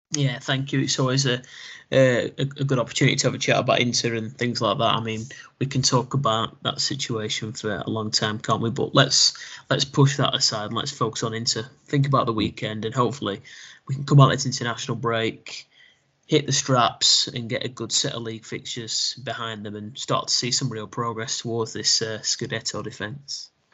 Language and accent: English; England, United Kingdom; as an English football fan